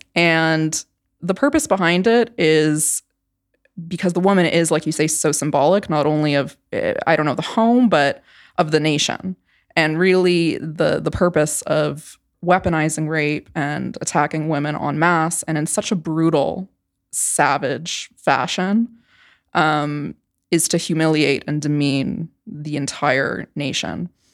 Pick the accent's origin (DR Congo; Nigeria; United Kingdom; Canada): Canada; moved away; I grew up in Canada, which is very different from the United States